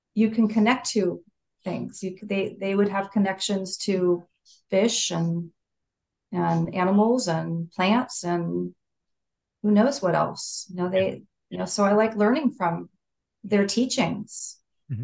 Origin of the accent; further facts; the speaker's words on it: Saratoga, California, United States; I'm from California. I'm from an area called Silicon Valley or the Bay Area um, near San Jose, which is, but the actual town is Saratoga, near the hills